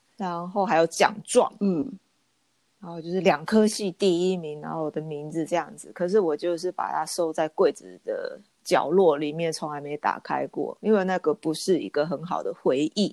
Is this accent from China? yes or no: no; Taiwan; moved away; also born or lived in Japan; 另外两个台湾女生跟我一起进的这个学校